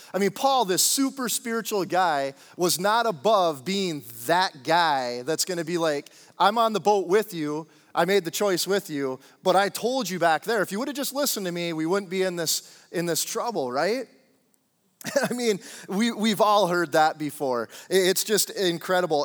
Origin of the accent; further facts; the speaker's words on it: Upper Peninsula of Michigan, United States; moved away as an adult; also born or lived in Central Florida; I I grew up in Upper Michigan, the U P, um, in a small town, twenty-five hundred people